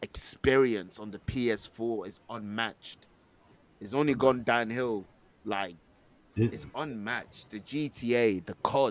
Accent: London, United Kingdom; we're from Forest Gate, not Baldur's Gate.

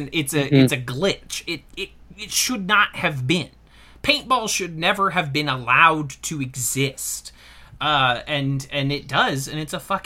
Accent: New York, United States; I swear to you, as a New Yorker, I still see Michael Jackson impersonators on the reg.

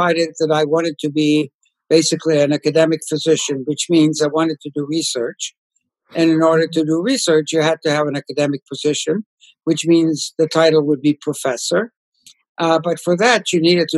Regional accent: Ukraine; moved away; I was born and raised in Poland, which is now part of the Ukraine, the part of Poland, far eastern part, which is now part of the Ukraine.

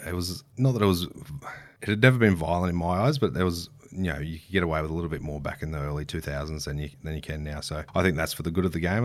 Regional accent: Queensland, Australia; every kid growing up in Queensland does

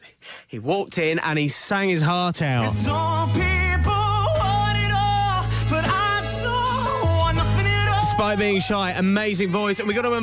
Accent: Cornwall, South West England, United Kingdom

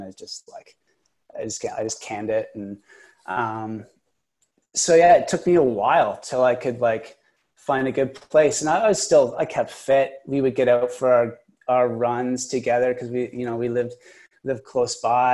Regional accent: Kingston, Ontario, Canada; also born or lived in Vancouver; now in Ottawa, Canada; in Kingston, my hometown

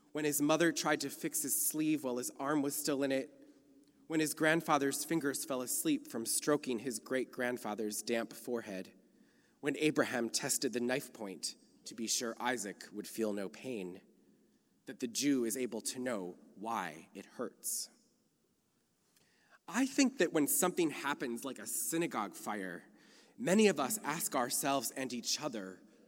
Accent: Minnesota, United States; now in California, United States; I come to you from Minnesota, a place the local Jews call the land of the frozen chosen

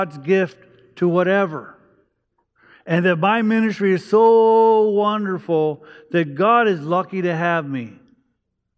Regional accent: Los Angeles, California, United States; also born or lived in Virginia; I grew up in East Los Angeles

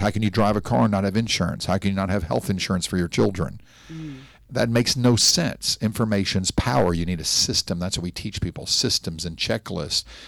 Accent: Nashville, Tennessee, United States; now in Miami Beach, United States; I'm from Nashville, Tennessee, a nice Jewish boy from Tennessee

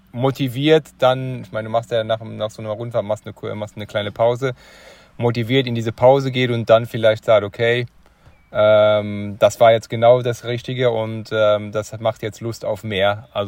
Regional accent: eastern Germany, Germany; ich komme aus dem Osten, ich kenne

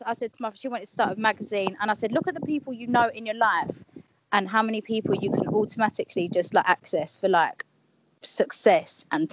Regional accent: London, United Kingdom; I'm from Leytonstone

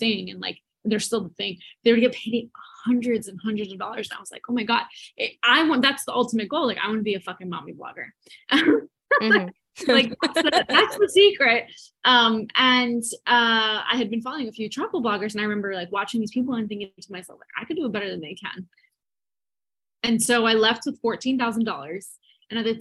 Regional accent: New Jersey, United States; now in Miami, United States; I'm from New Jersey, but I'm currently stationed in Miami.

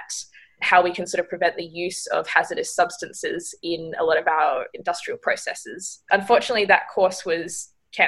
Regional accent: Margaret River, Western Australia, Australia; I grew up in Margaret River in Western Australia, so a small coastal town

